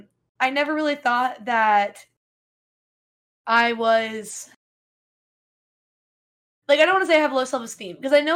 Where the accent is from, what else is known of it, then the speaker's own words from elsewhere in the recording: the South, United States; accent: Southern; So I'm regionally Southern, and I intentionally suppress my Southern accent so that people won't make fun of me.